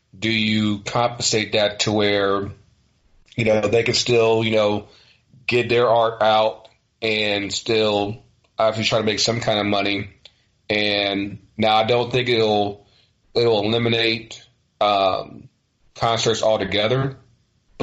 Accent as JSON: {"language": "English", "region": "Virginia", "country": "United States", "tie": "born or raised there", "said": "me growing up in Virginia"}